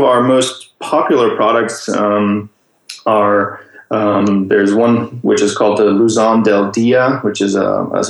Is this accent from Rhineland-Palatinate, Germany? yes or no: no; Munich, Bavaria, Germany; moved away; I'm originally from Germany. I was born and raised in Munich, close to the Alps.